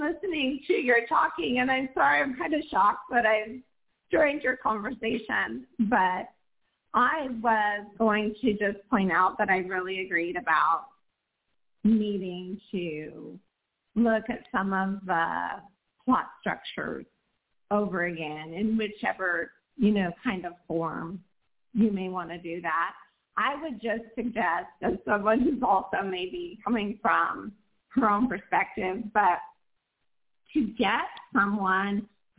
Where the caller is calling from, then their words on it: Portland, Oregon, United States; I am calling from Portland, Oregon. And yes